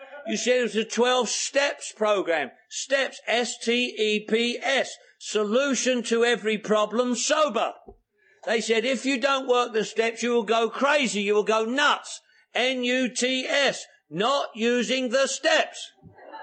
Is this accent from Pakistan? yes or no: no; England, United Kingdom; also born or lived in London; now in United States; I'm English